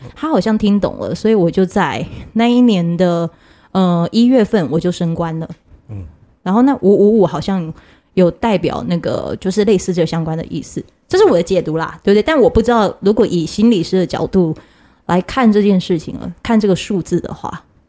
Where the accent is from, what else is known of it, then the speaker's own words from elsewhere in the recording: Yanpu, Pingtung County, Taiwan; moved away; 那个老家是他已经被拍卖掉的老家，就在屏东盐埔